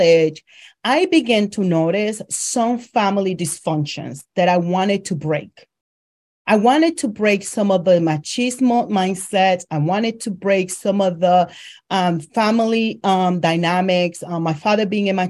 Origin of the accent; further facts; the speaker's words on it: Dominican Republic; moved away; I am originally from the Dominican Republic.